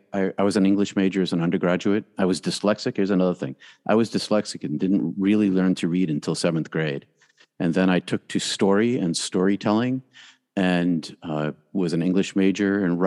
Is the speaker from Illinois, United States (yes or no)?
no; outside of Boston, Massachusetts, United States; I grew up outside of Boston. I went to Catholic high school, was raised Roman Catholic and Greek Orthodox.